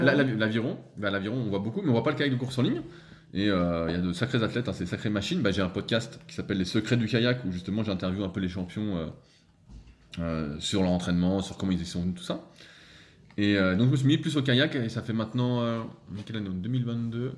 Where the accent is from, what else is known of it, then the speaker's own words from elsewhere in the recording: Annecy, Auvergne-Rhône-Alpes, France; je suis d'Annecy aussi